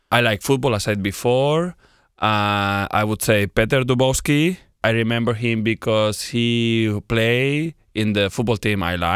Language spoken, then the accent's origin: English; Spain; now in Slovakia; Oh, sorry. I'm from Spain.